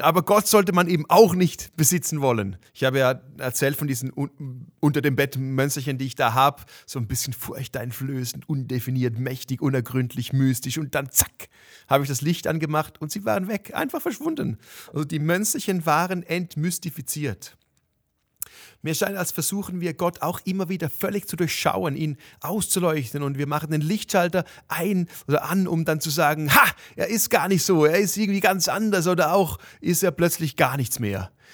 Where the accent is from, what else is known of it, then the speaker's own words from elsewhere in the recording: Switzerland; für mich als Schweizer